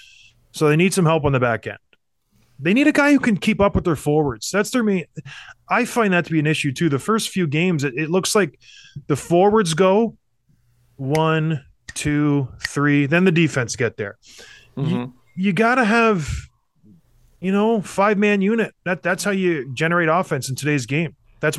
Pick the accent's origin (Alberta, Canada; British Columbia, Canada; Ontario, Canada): Alberta, Canada; Edmonton; I was born in Edmonton